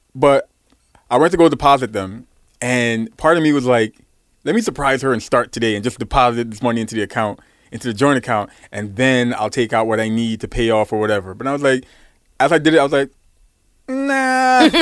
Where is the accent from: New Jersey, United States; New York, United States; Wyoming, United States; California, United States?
New York, United States; New York City; I'm from Brooklyn